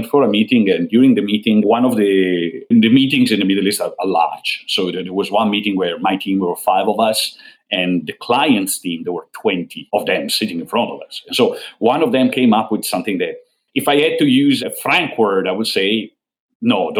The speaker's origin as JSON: {"language": "English", "region": "northern Italy", "country": "Italy", "said": "I come from North Italy"}